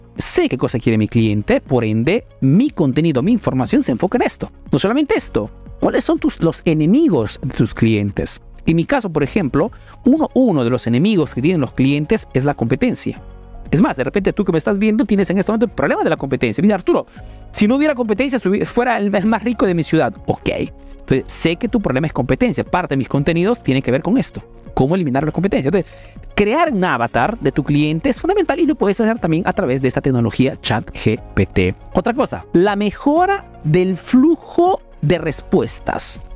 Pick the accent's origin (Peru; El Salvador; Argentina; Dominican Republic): Peru; now in Italy; soy un emprendedor peruano que vive hace negocio en Italia, en Europa principalmente